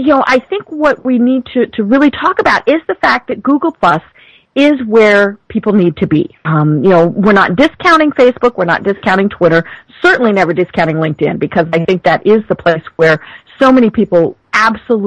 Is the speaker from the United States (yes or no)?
yes; Colorado, United States; now in Atlanta, United States; I am from Colorado, and actually from the mountains of Colorado